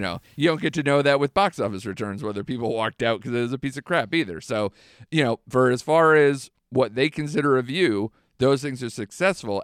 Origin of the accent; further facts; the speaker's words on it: United States; I'm an American